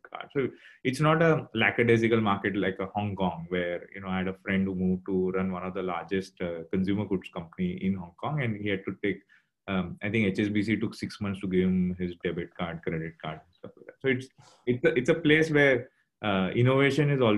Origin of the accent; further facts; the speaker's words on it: Mumbai, Maharashtra, India; now in Singapore; I think I'm from Bombay originally.